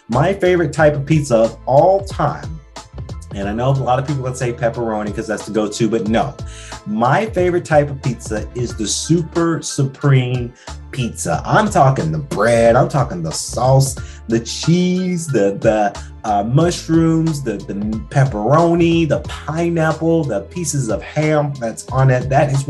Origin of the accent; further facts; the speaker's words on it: Macon, Georgia, United States; now in Atlanta, United States; Now, we are living in Atlanta, and you guys know I'm originally from Macon, Georgia. I like to say I'm from Atlanta because Atlanta changed my life